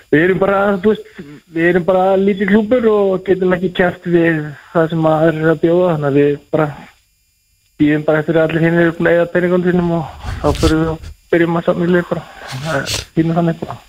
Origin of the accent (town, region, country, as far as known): Breiðdalsvík, Eastern Region, Iceland; born or raised there; moved away; also born or lived in Seyðisfjörður